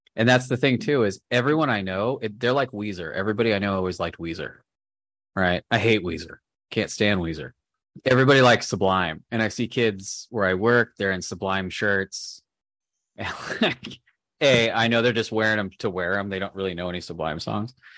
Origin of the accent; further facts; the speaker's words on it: Southern California, United States; I'm from Southern California